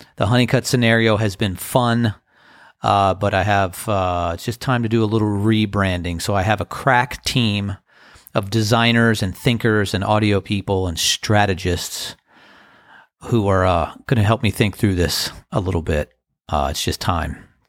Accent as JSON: {"language": "English", "town": "Crofton", "region": "Maryland", "country": "United States", "tie": "born or raised there", "said": "when I was a, a teenager growing up in Crofton, Maryland"}